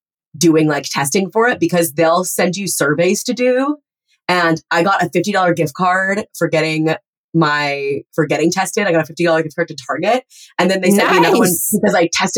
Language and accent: English; La Cañada Flintridge, California, United States; I'm from La Cañada.